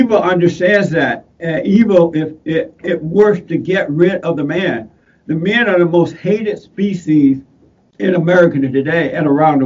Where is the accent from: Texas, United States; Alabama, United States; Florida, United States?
Alabama, United States; When I was growing up in Alabama, I grew up in Alabama on a plantation down in Alabama. I was born there